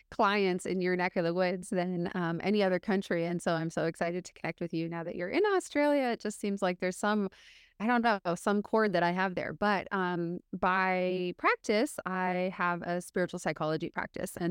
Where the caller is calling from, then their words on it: Seattle, Washington, United States; I, I am coming from Seattle Seattle, Washington in the States.